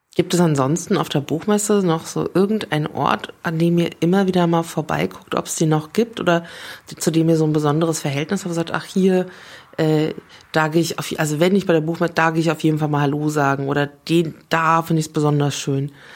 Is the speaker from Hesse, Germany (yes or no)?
yes; Frankfurt, Hesse, Germany; für mich als Frankfurterin